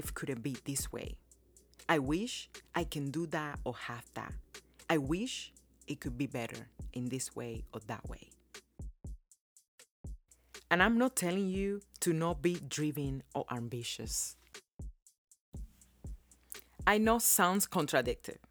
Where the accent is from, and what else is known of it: Cuba; born or raised there; now in United States